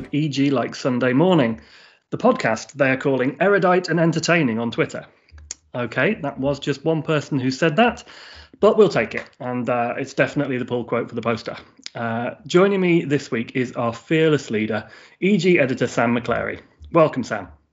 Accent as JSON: {"language": "English", "region": "England", "country": "United Kingdom", "said": "I'm from uh, a couple of hours north of London"}